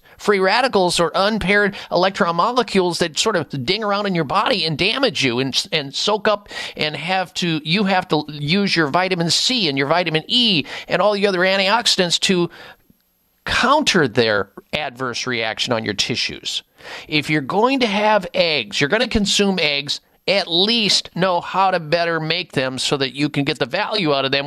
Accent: Midwest, United States; also born or lived in Denver, Colorado; growing up in the Midwest

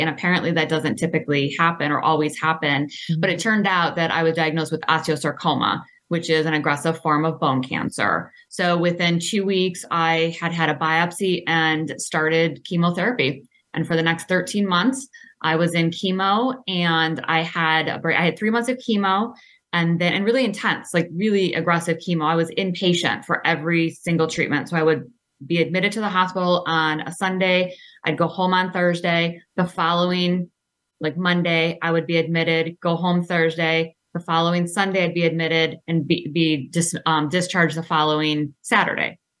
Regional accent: Clawson, Michigan, United States; I grew up in Clawson, small town

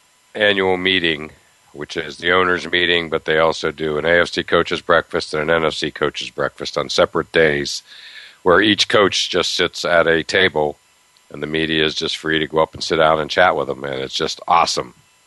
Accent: Medfield, Massachusetts, United States; he lives here in my hometown of Medfield, Massachusetts

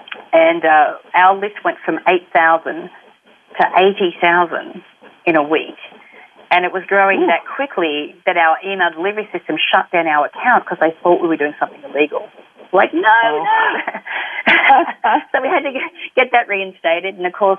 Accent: Australia; because we're Australian, we didn't have a bank account or couldn't set up a merchant facility

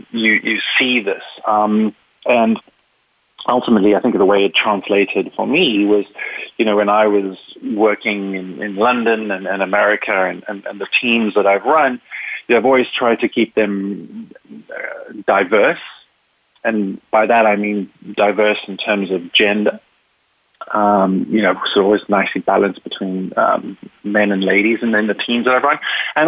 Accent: Zimbabwe; born there; also born or lived in South Africa / Spain / England; I was born in Africa. Well, I was actually born in Zimbabwe. I lived in South Africa and Spain and England. And, you know, my family is English.

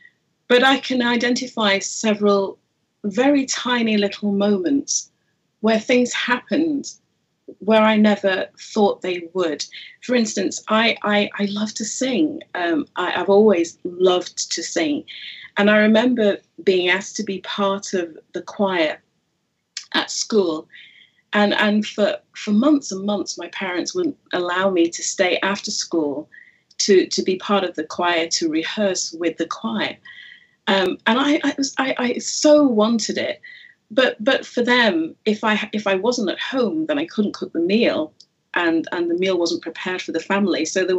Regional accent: Jamaica; born there; I am Jamaican by birth, as were my parents.

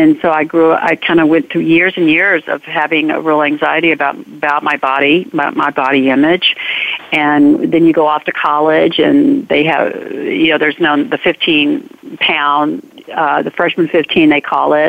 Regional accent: the South, United States; growing up in the South, in the economic societal bracket I was in, my family was in, you were expected to be a certain way.

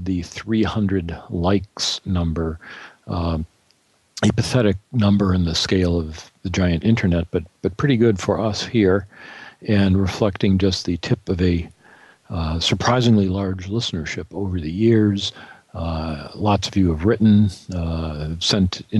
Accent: Detroit, Michigan, United States; My hometown Detroit

